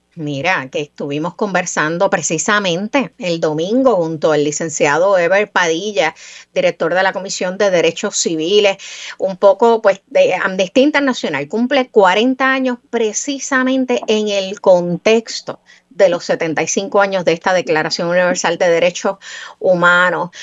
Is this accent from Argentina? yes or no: no; Puerto Rico; nosotros somos puertorriqueños